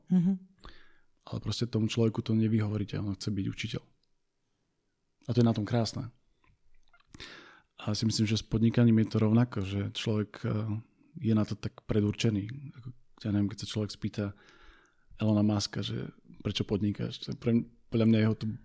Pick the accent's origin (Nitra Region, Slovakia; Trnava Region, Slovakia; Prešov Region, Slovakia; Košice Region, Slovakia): Košice Region, Slovakia; Košice; also born or lived in near Bratislava; now in Bratislava, Slovakia; som z Košíc, východniar, žijúci pri Bratislave